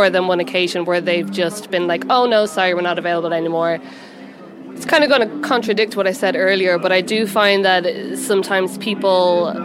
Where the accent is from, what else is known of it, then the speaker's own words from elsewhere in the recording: Ireland; moved away as an adult; now in Seoul, South Korea; I'm from Ireland, and here I am a magazine section editor with an English publication in Seoul.